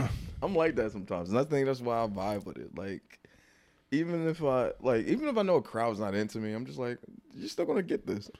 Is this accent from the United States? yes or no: yes; New Jersey, United States; I did my first one in Jersey 'cause, uh, like, I felt, I felt I wanted to do my first one in my hometown